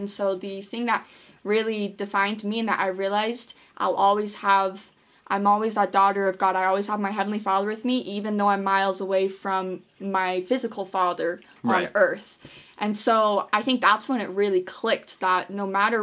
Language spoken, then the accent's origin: English; Draper, Utah, United States; I'm from Draper, Utah